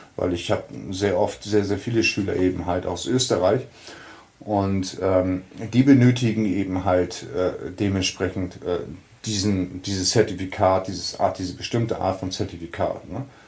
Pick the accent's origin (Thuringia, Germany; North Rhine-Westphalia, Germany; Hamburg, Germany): Hamburg, Germany; hier in Hamburg, da wo ich herkomme